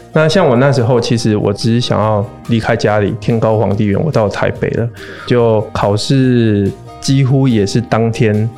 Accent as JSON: {"language": "Chinese", "region": "Pingtung County", "country": "Taiwan", "tie": "born or raised there", "moved": "yes", "said": "我是在屏东乡下长大的一个孩子"}